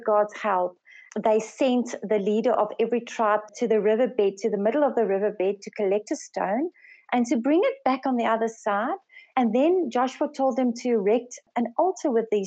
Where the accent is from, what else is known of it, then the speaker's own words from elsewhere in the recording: South Africa; first language Afrikaans; English is a second language; also born or lived in Swaziland; I'm from South Africa, and I work with my husband in Swaziland, and I'm the second eldest of five daughters. I'm actually Afrikaans speaking, but English is my second language